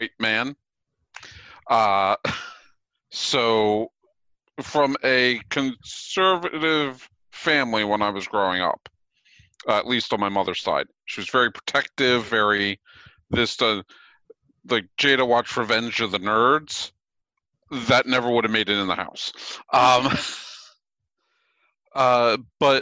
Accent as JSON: {"language": "English", "town": "Boyertown", "region": "Pennsylvania", "country": "United States", "tie": "born or raised there", "said": "I grew up in Boyertown, which is right on the edge of the conservative part of Pennsylvania"}